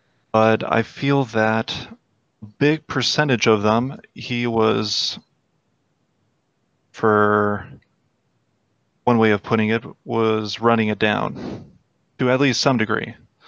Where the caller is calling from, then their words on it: Chicago, Illinois, United States; I am calling Chicago. From Chicago.